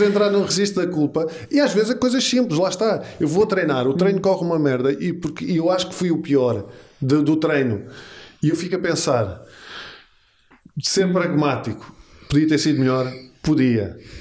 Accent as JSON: {"language": "Portuguese", "region": "Lisbon", "country": "Portugal", "said": "Eu sou dos Olivais. Olivais, portanto, eu sou de um bairro"}